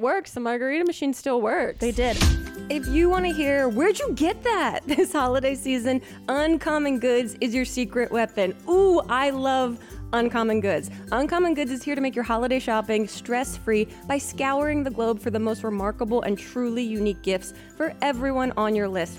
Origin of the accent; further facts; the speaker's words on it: New Jersey, United States; I'm from New Jersey